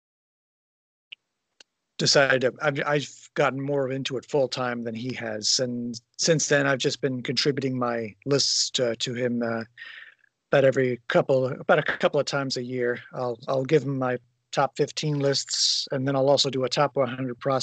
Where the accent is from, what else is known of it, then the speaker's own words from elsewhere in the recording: Springfield, Illinois, United States; I'm from Springfield, Illinois